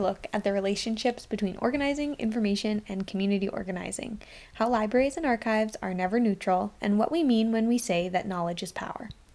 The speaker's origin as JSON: {"language": "English", "town": "Victoria", "region": "British Columbia", "country": "Canada", "tie": "born or raised there", "said": "I grew up in Victoria"}